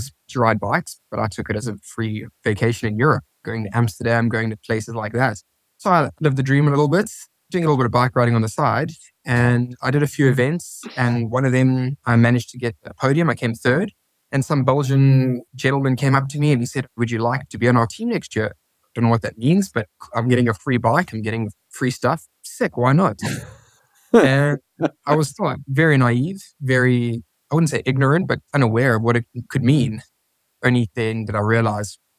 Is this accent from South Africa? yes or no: yes; South Africa; moved away as an adult; now in Spain; back home in South Africa, where I'm from